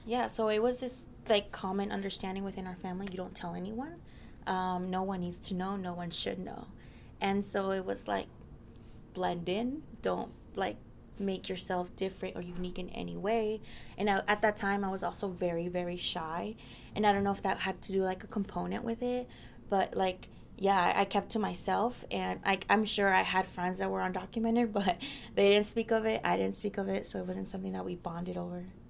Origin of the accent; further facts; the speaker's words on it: Mesa, Arizona, United States; also born or lived in Mexico; now in Washington, D.C., United States; I was born in Mexico, but I grew up my whole life in Mesa, Arizona